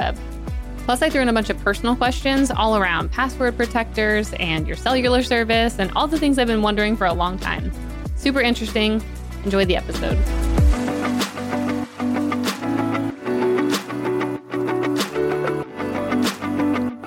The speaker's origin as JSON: {"language": "English", "town": "Salisbury", "region": "Maryland", "country": "United States", "said": "I used to bartend there every summer because I'm from Salisbury"}